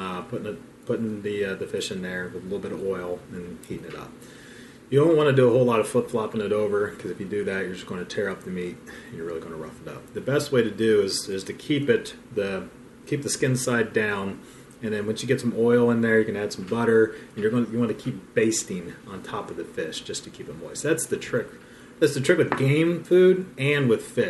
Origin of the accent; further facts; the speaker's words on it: Ohio, United States; growing up in Ohio